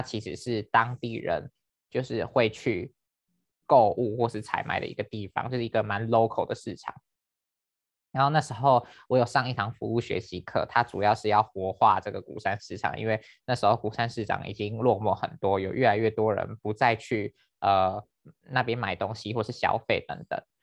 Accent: Penghu County, Taiwan; moved away as an adult; also born or lived in Fengshan; now in Kaohsiung, Taiwan; 我本来就是在高雄出生，我是到国小三年级才搬到澎湖， 就是花大部分的时间念什么小学、国中、高中

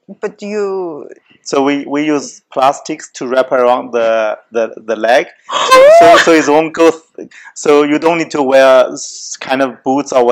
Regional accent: Jiangsu, China; moved away; When I was a kid in Jiangsu province, like our city, our village, it snowed a lot.

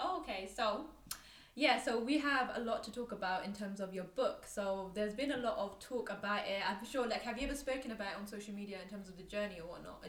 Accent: London, United Kingdom; we're both from East London. We actually both went to the same school.

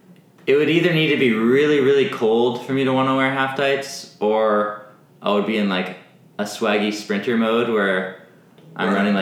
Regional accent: Alaska, United States; I grew up in Alaska

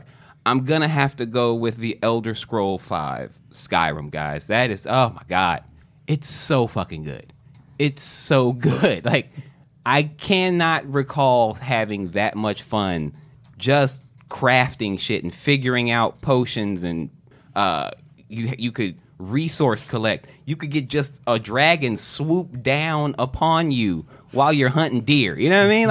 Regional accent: Midwest, United States; I took woodworking class all through grade school because I grew up in the Midwest

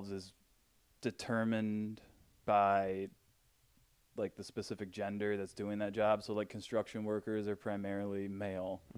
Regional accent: Michigan, United States; we're from Michigan

